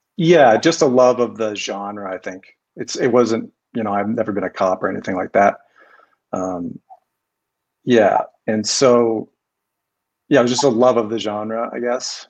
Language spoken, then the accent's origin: English; Colorado, United States; also born or lived in Seattle, Washington; I'm from Colorado. I grew up in Colorado. I can't claim native, but I was born in Seattle